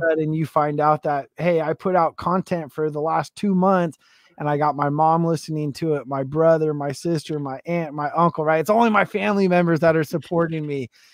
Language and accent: English; West Coast, United States; I'm from the West Coast